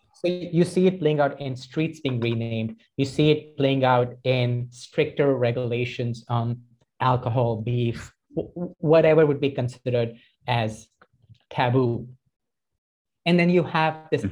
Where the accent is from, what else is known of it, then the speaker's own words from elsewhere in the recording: Delhi, India; moved away; also born or lived in Toronto; I grew up in Delhi